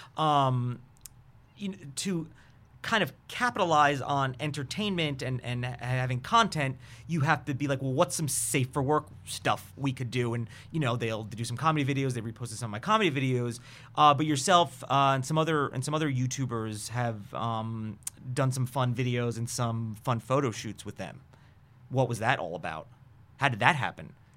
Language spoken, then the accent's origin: English; New York, United States; I'm from New York